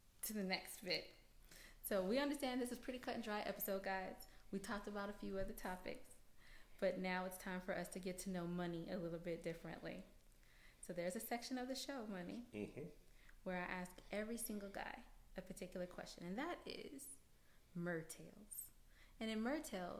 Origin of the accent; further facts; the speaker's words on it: California, United States; now in Georgia, United States; I'm from California